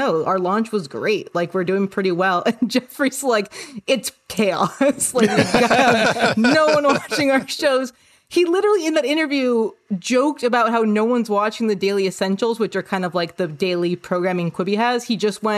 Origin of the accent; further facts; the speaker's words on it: Canada; moved away as an adult; also born or lived in New York City; I'm Canadian and I have Canadian healthcare insurance